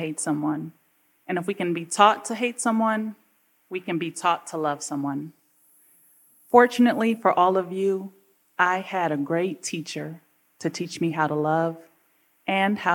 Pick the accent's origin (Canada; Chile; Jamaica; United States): United States; Midwest; I was growing up in the Midwest.